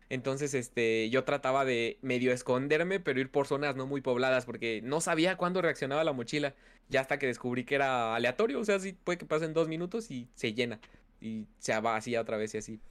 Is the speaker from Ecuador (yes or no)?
no; Mexico City, Mexico; Sí, sí, soy ah, de México. Soy, de hecho, también soy de la Ciudad de México